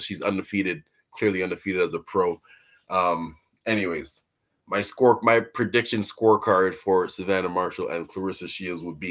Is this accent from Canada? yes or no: yes; Canada; we're from Canada.